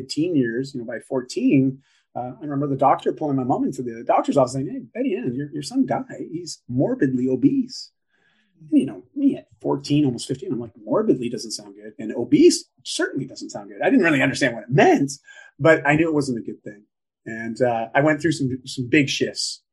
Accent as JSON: {"language": "English", "country": "Canada", "said": "I'm just Canadian"}